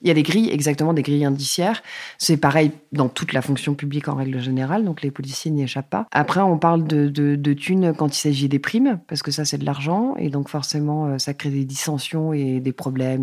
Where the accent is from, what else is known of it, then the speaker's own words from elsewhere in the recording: Paris region, Île-de-France, France; also born or lived in Hauts-de-Seine; je suis née dans le 92, j'ai vécu dans le 78, donc dans des banlieues euh, bourgeoises, on va dire, de la région parisienne